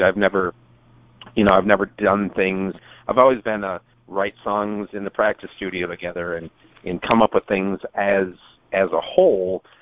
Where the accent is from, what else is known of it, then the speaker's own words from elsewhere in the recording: Minnesota, United States; I'm from Minnesota